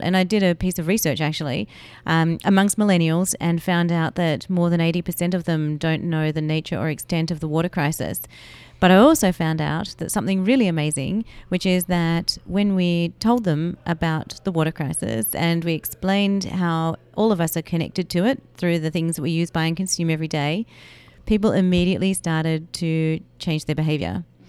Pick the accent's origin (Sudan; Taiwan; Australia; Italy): Australia; Melbourne, Victoria; I grew up in Melbourne, Australia